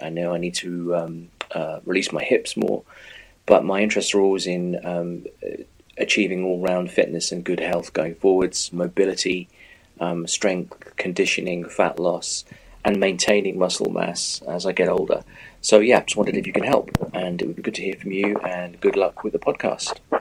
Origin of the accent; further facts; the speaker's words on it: England, United Kingdom; now in Denmark; I'm an English guy living over in Denmark.